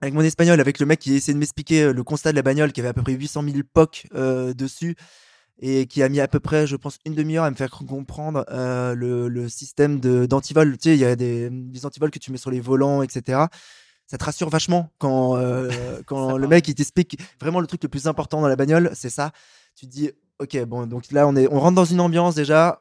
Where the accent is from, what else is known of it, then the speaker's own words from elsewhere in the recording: Paris, Île-de-France, France; je suis un Parisien euh, qui prend le métro, qui est mon passe Navigo